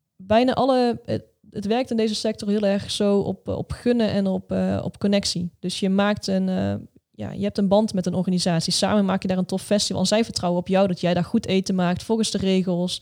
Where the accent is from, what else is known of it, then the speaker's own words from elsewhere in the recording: Netherlands; wij Hollanders